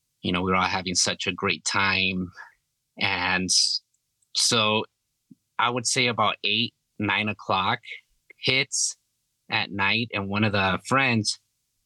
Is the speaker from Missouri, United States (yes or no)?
no; California, United States; moved away as an adult; I was born and raised in California up until I was like 19, 20